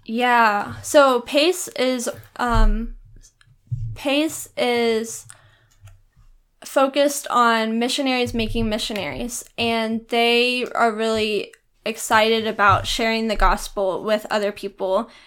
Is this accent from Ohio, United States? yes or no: no; Arlington, Texas, United States; I grew up in Arlington, Texas